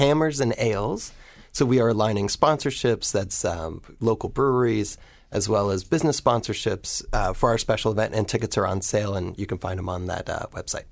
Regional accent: Baltimore, Ohio, United States; now in Baltimore, United States; I grew up in Baltimore, Ohio

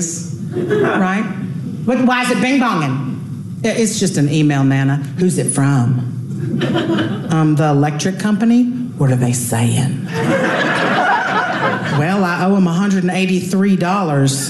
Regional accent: Louisiana, United States; moved away; I just got back from my hometown. I was down in Louisiana.

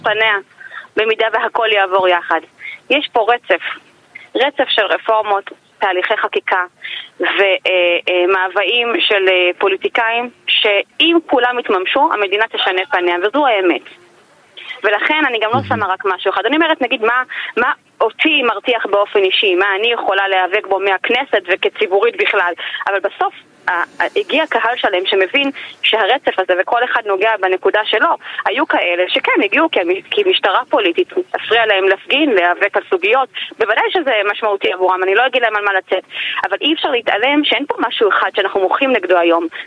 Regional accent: Migdal HaEmek, Northern District, Israel; now in Haifa, Israel; אני גרה בחיפה וגדלתי במגדל העמק

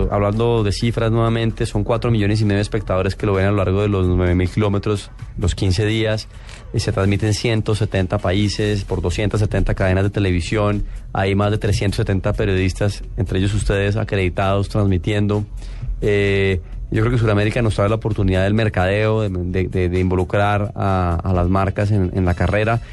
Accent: Colombia; es una responsabilidad que llevo como colombiano

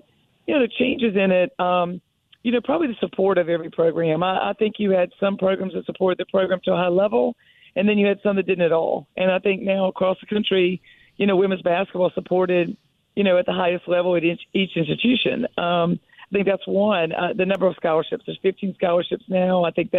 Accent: North Carolina, United States; And, you know, growing up in North Carolina, a couple people, I think Kay Yao, I went to her camps as a kid for years

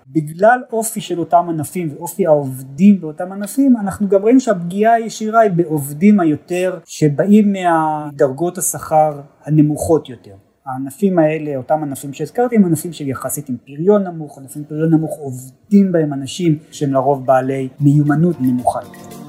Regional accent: Israel; אנחנו ישראלים

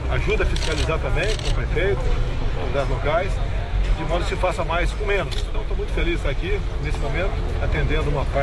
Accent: São Paulo, Brazil; São Paulo, a minha terra

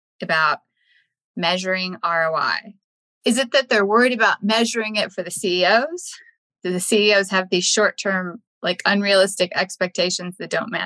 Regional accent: Texas, United States; moved away; Texas is my home state

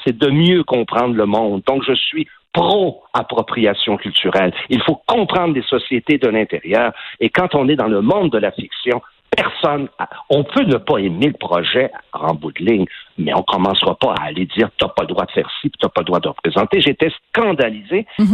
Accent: Quebec, Canada; accent: Québécois; notre accent québécois

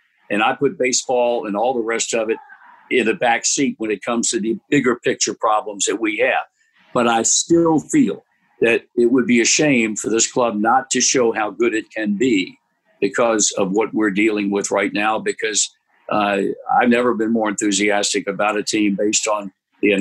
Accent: Portsmouth, Virginia, United States; when I was 7 years old, growing up in Portsmouth, Virginia

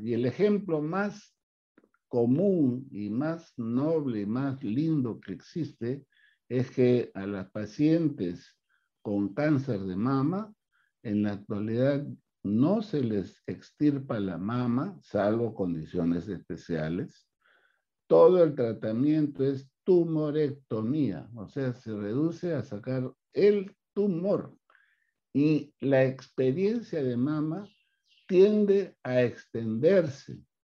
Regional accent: Peru; hemos trabajado pues como peruanos

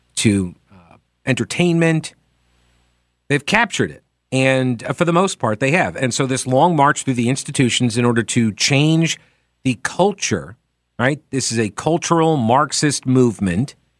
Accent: Long Island, New York, United States; I was born on Long Island

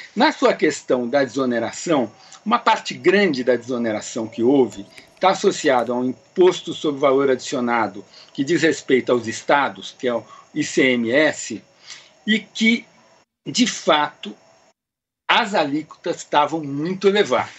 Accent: Brazil; Nós, não somos Argentina, nós não somos Venezuela, até porque a gente tem origem portuguesa

